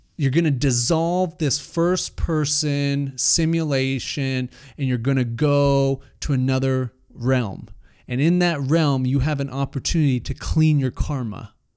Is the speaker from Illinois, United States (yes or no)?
no; Salt Lake City, Utah, United States; I grew up in Salt Lake, very Mormon culture